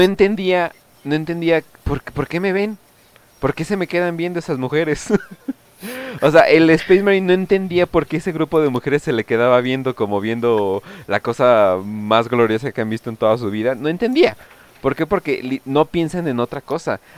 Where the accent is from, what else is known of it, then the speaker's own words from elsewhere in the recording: Sinaloa, Mexico; Sinaloa, de donde yo vengo